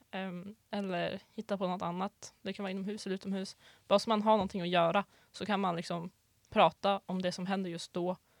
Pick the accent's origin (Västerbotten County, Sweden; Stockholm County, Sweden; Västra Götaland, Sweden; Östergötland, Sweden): Västerbotten County, Sweden; Gullmark; kommer från eh, en liten by utanför den lilla byn Bygdeå mm. som är utanför staden Umeå. Eh, och min by då heter Gullmark